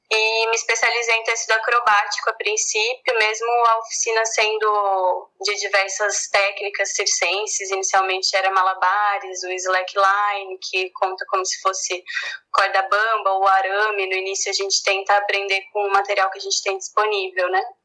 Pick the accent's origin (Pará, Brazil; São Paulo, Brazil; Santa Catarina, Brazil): Santa Catarina, Brazil; Florianópolis; Eu sou de Florianópolis, eu estudei no ensino médio na escola, no colégio de aplicação da UFSC